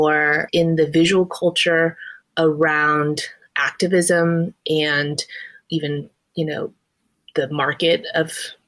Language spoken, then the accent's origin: English; Texas, United States; I'm a first generation Chinese American woman, and I grew up in Texas.